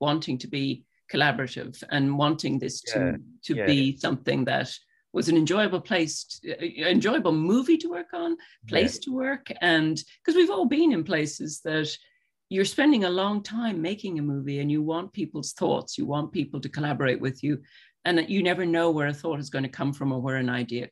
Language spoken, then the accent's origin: English; Ireland; I grew up in Ireland